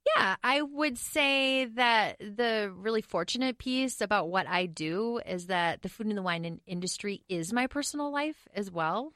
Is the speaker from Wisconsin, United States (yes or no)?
yes; Medford, Wisconsin, United States; also born or lived in Oregon; now in Minneapolis, United States; I did grow up in Wisconsin